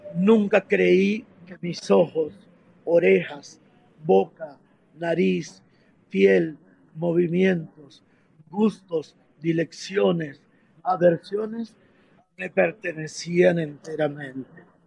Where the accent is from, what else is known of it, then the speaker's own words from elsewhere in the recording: Venezuela; moved away; also born or lived in Medellín, Colombia; como venezolanos